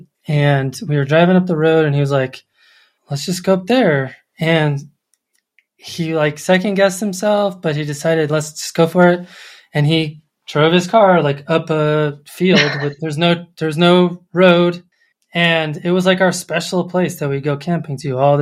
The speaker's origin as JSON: {"language": "English", "town": "Colorado Springs", "region": "Colorado", "country": "United States", "tie": "born or raised there", "moved": "yes", "said": "I grew up in Colorado Springs"}